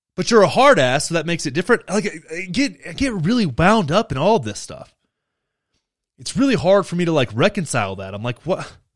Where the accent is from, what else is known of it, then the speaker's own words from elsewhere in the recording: Texas, United States; I grew up in Texas